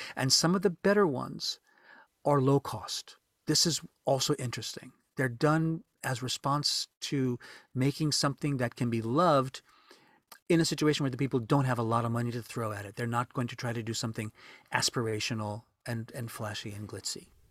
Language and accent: English; New Orleans, Louisiana, United States; moved away as an adult; now in Japan; New Orleans was a wonderful place to grow up